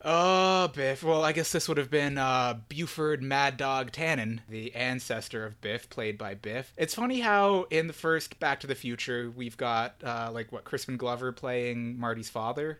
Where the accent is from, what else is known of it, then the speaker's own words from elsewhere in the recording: Canada; we're Canadian